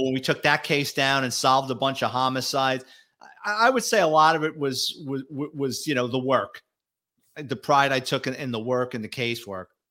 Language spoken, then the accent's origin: English; New York City, New York, United States; moved away as an adult; now in Florida, United States; I'm a Bronx kid, born and raised in New York City, lower middle class family